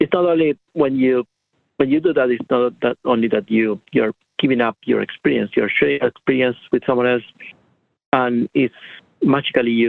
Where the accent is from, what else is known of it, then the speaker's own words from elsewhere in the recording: Argentina; moved away as an adult; now in United States; I am from Argentina